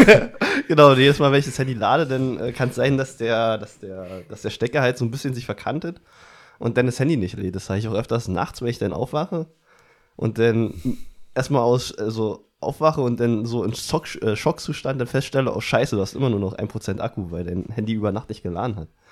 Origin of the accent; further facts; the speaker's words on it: Brandenburg, Germany; aus Brandenburg